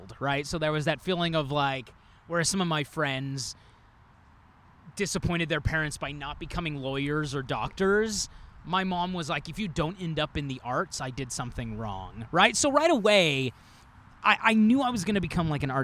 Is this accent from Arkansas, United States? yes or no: yes; Northwest Arkansas, United States; moved away as an adult; now in Chicago, United States; I grew up in Northwest Arkansas